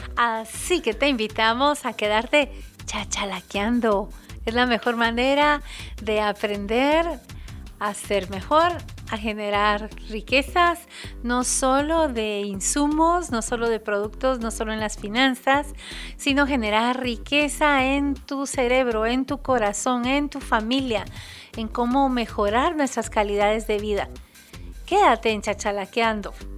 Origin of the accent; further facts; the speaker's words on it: Guatemala; nuestro país, es ah, nuestro compromiso como guatemaltecos